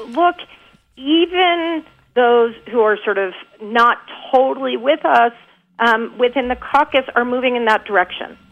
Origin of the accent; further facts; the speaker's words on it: Texas, United States; I'm from Texas